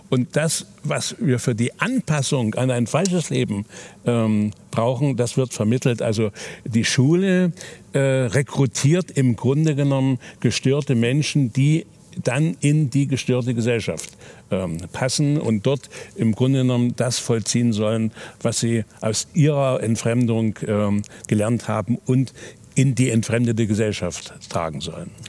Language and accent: German; Germany; Ich bin in der DDR aufgewachsen.